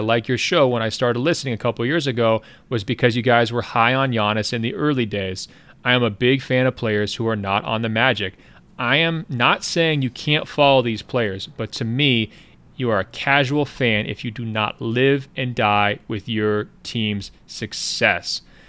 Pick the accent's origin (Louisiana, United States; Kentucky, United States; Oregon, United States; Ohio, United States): Oregon, United States; Portland; moved away; I grew up in Portland